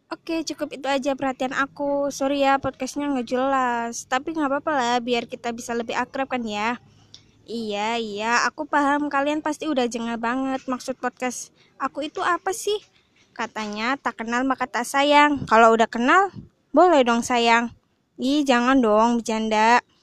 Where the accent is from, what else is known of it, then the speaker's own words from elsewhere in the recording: Brebes, Central Java, Indonesia; born there; Aku lahir di Brebes pada tanggal yang spesial